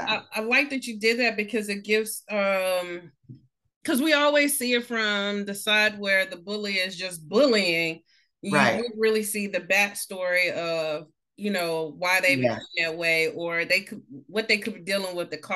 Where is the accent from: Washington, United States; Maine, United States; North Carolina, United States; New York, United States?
North Carolina, United States; Greensboro; also born or lived in Boston; now in Maryland, United States; I'm from North Carolina. I'm from Greensboro.